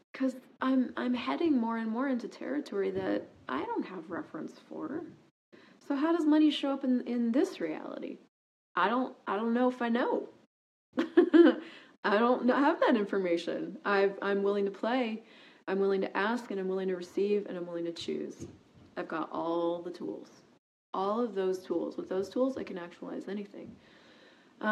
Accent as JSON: {"language": "English", "country": "United States", "also_born_or_lived": "Toronto, Canada", "moved": "as an adult", "said": "I was an American. I am an American, actually, and I was new to Canada"}